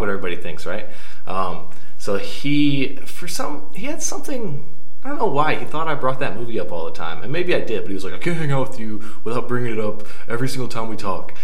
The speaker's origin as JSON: {"language": "English", "town": "Columbia", "region": "Missouri", "country": "United States", "said": "I'm from Columbia, Missouri pretty far away from here"}